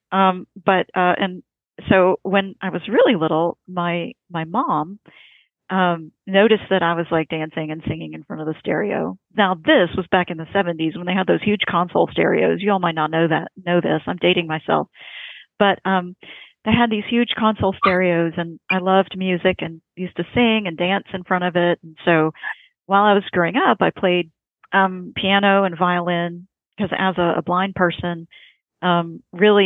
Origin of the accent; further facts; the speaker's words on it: Indiana, United States; I was born in Indiana